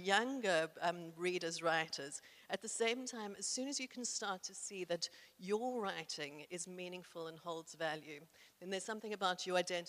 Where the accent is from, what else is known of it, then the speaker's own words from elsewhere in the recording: South Africa; I was incredibly privileged growing up in South Africa as a white person in the 1970s